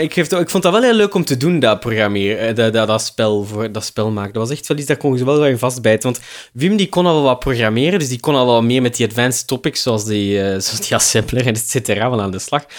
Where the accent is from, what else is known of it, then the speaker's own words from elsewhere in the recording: Leuven, Flanders, Belgium; moved away as an adult; also born or lived in Heverlee; now in Brussels, Belgium; in zekere zin ben ik wel een Leuvenaar